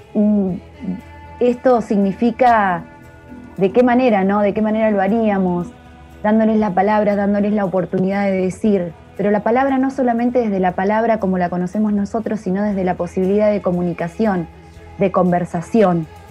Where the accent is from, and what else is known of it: La Pampa, Argentina